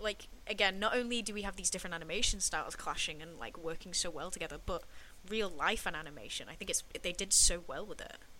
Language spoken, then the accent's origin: English; England, United Kingdom; I, felt represented as an English person